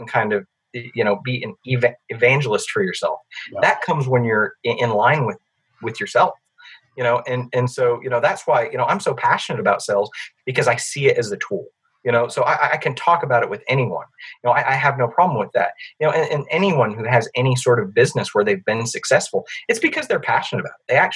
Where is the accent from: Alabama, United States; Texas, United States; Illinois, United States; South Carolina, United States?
Alabama, United States; I am from Alabama